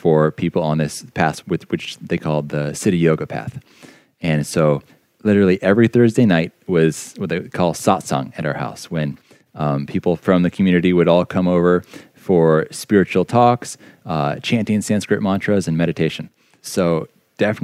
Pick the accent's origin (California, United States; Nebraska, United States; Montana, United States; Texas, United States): California, United States; Calabasas; I grew up here in Southern California